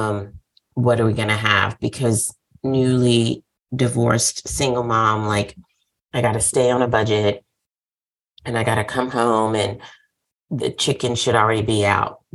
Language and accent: English; the South, United States; I'm from the South